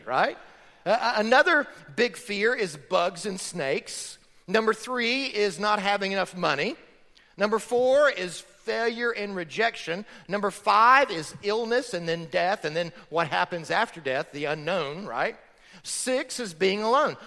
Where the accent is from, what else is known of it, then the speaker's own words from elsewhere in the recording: Florida, United States; I grew up in Florida on a farm.